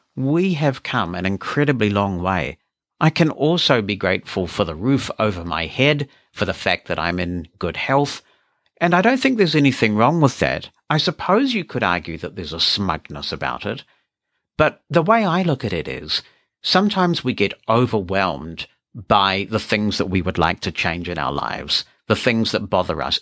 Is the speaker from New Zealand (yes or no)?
yes; New Zealand; I'm a New Zealander